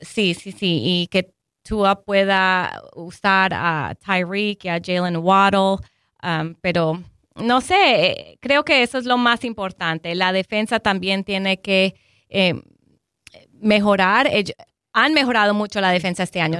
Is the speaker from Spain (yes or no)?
no; Colombia